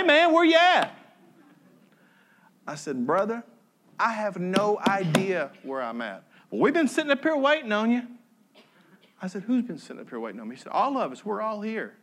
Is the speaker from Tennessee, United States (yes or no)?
yes; Tennessee, United States; I'm from Tennessee